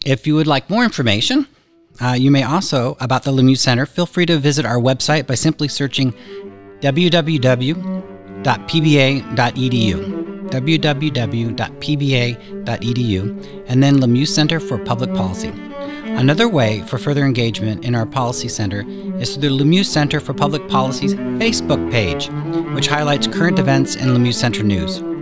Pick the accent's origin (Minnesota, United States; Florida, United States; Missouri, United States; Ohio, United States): Florida, United States; Pensacola; I grew up in Pensacola, Florida